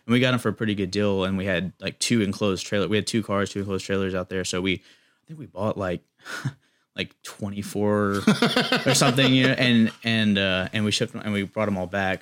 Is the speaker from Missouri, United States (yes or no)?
no; Chapel Hill, North Carolina, United States; I grew up in Chapel Hill